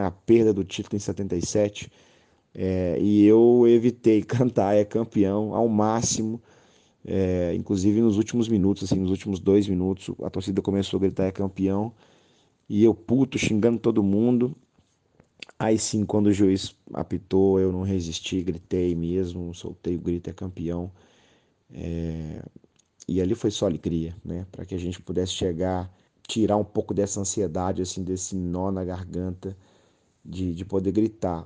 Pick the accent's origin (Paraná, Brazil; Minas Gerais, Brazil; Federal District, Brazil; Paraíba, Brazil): Minas Gerais, Brazil; Belo Horizonte; moved away as an adult; Eu, eu sou um belo horizontino que me radiquei no interior durante sete anos